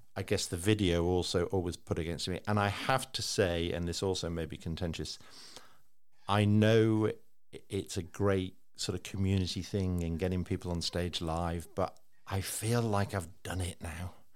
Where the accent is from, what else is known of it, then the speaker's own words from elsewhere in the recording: Liverpool, North West England, United Kingdom; I was like 15. I'm growing up in Liverpool